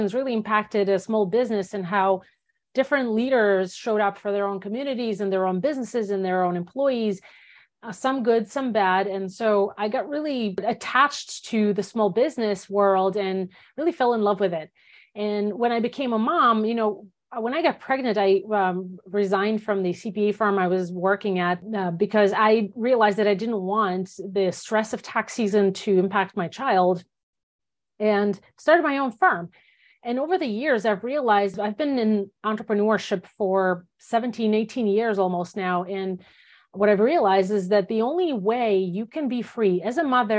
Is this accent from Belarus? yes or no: yes; Belarus; first language Russian; English is a second language; moved away as an adult; also born or lived in Soviet Union; now in United States; I grew up in Belarus. I spent 19 years of my life in Belarus and came to the US when I was 19